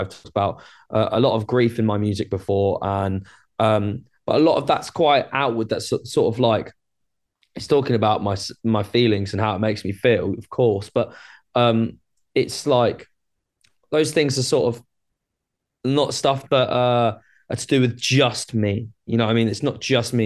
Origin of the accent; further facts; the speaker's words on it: Brighton, South East England, United Kingdom; I'm from Brighton in the U K.